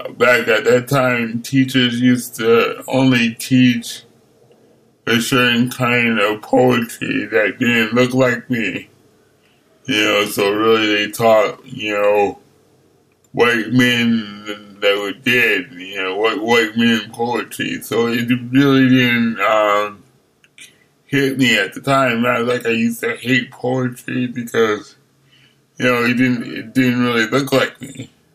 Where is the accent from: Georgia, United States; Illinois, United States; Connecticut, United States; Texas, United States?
Connecticut, United States; Hartford; moved away as an adult; also born or lived in Buffalo, New York / New York City / Pontiac, Michigan; now in Berkeley, United States; I lived and grew up in Hartford, Connecticut, and um, New York City